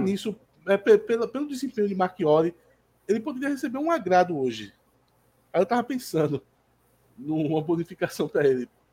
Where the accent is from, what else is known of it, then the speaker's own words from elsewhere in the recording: Jordão, Pernambuco, Brazil; eu sou do Jordão e aqui é a terra do, do, dos poços artesianos e dos caminhões pipa